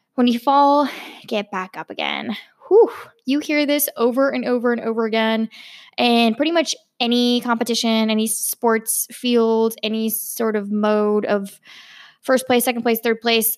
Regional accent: Virginia, United States; I grew up in Virginia

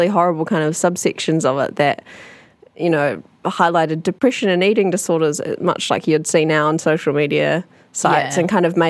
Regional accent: Northland, New Zealand; I grew up in Northland. There was less of like a punk scene up there.

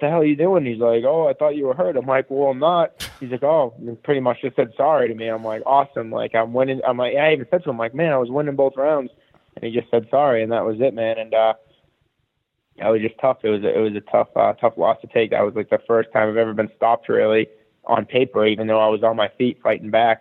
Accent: Boston, Massachusetts, United States; moved away as an adult; also born or lived in Peabody, Massachusetts / Providence, Rhode Island; I grew up in Boston until I was 20

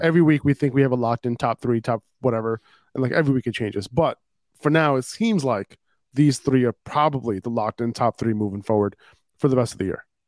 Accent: New York City, New York, United States; I'm a New Yorker

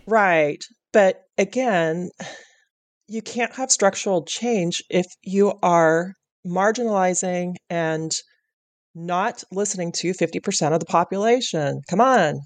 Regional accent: Pacific Northwest, United States; you and I come from the Pacific Northwest

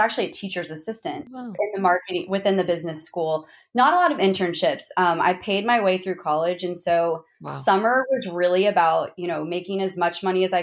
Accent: Zanesville, Ohio, United States; moved away as an adult; also born or lived in Columbus, Ohio; now in Houston, United States; I was born and raised in Zanesville, Ohio

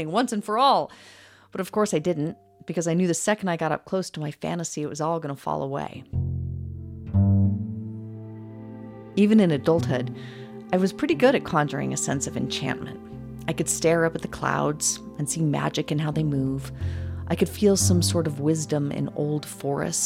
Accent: Idaho Falls, Idaho, United States; my hometown

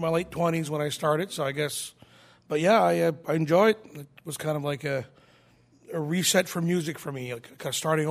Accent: New Brunswick, Canada; moved away as an adult; now in Nashville, United States; New Brunswick, Canada, yes, sir.

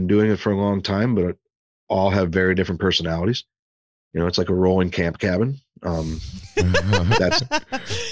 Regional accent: St. Louis, Missouri, United States; also born or lived in Arizona; a buddy of mine who I grew up with here in St. Louis, we played hockey together when we were 7, 8, 9 years old

